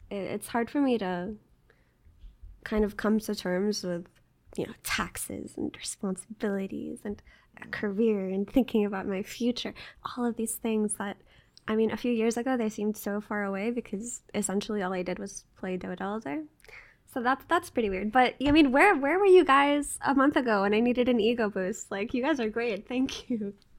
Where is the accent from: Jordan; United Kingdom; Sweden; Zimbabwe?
Jordan; moved away; also born or lived in United States; I grew up in Jordan